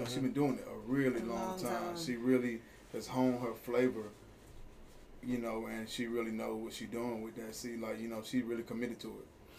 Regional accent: Columbus, Georgia, United States; But I'm from Columbus, Georgia, man. Okay. Born and raised, you already know. East side.

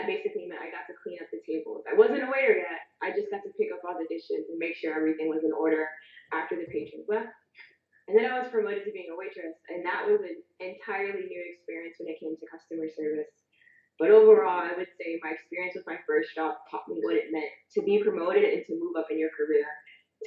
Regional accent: Bridgeport, Connecticut, United States; My first job was working at a family-owned Italian restaurant in my hometown of Bridgeport, Connecticut.

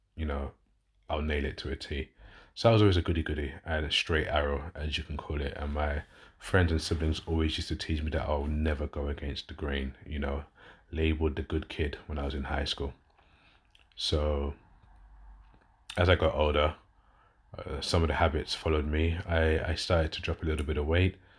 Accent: London, United Kingdom; accent: southern; now in West Yorkshire, United Kingdom; I'm originally a southerner, so I'm from London originally, as you can tell by my accent, but I live up north in West Yorkshire

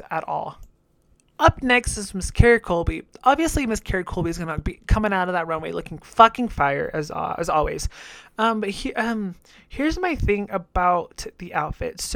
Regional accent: Jalisco, Mexico; my home state of Jalisco

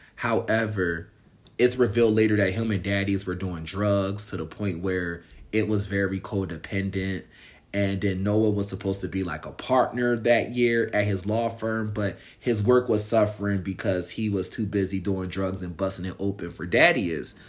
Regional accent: United States; I'm American and I live here

